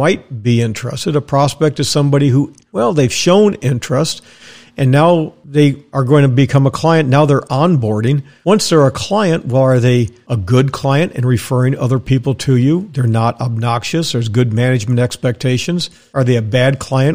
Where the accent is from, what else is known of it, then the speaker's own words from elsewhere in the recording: Dallas, Texas, United States; moved away; also born or lived in Wisconsin / Tampa, Florida; I was raised in Dallas, Texas